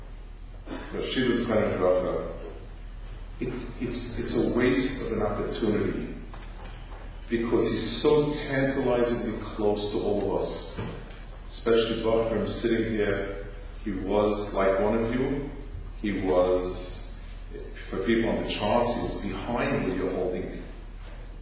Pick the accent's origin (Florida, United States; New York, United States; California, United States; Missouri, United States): New York, United States; as a New Yorker